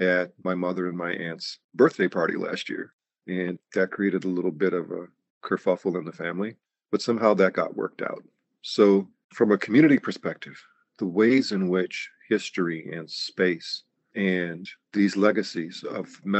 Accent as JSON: {"language": "English", "region": "New York", "country": "United States", "tie": "born or raised there", "said": "the community that I grew up in New York"}